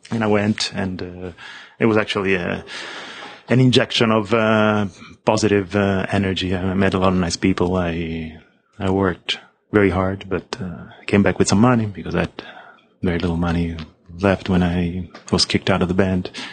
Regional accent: Rome, Lazio, Italy; moved away as an adult; also born or lived in Los Angeles; now in United States; I'm, I'm, from Rome. I'm from Rome. I left uh, in 1987. So I just finished school.

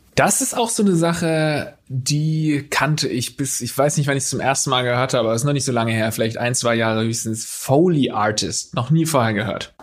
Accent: Baden/Swabia border area, Baden-Württemberg, Germany; moved away; bei uns einfach so in der, in der Heimat war das so eine gefühlte Grenze einfach, weil da eben in der Schule genauso viele Schwäbisch sprechende wie Badesprechende

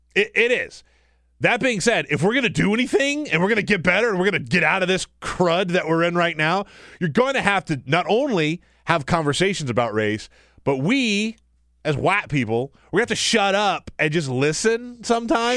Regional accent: South Carolina, United States; moved away; also born or lived in Charleston, South Carolina; I grew up in South Carolina

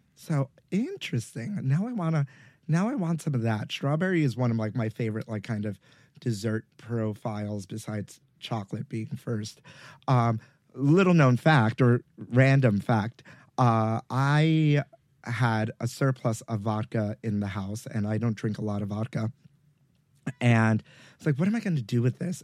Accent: New York City, New York, United States; I grew up in Brooklyn

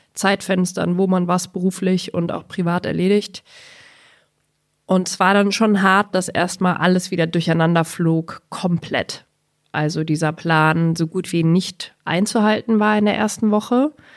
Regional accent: Bavaria, Germany; now in Berlin, Germany; Ich als Bayerin

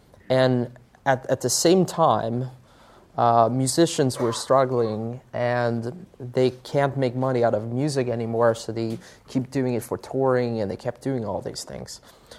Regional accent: Sweden; English is a second language; what most people don't know about Spotify is that we actually started in Sweden, my home country.

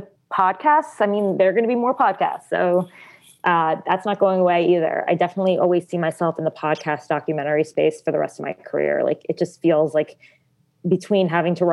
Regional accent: New Jersey, United States; also born or lived in New York City; I was born in New York City. Lenox Hill Hospital, but I grew up in New Jersey. I'm a Jersey girl

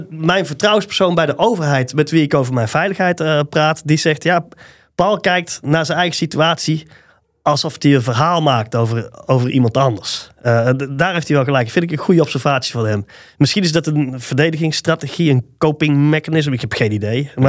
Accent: Tilburg, North Brabant, Netherlands; een overtuigd Tilburger.

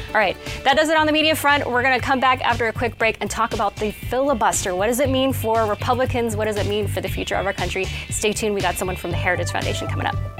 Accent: Kansas City, United States; I am from Kansas City, went there for school in elementary school and uh, part of middle school and high school

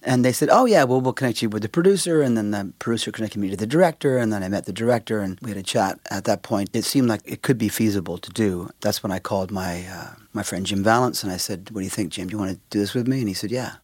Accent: Vancouver, British Columbia, Canada; we're from Canada, and we're from Vancouver, Canada.

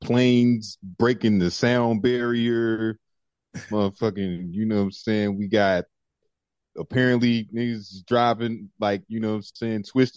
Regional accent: St. Louis, Missouri, United States; moved away as an adult; now in Washington, United States; I came here from St. Louis in 2009 to DC, that is

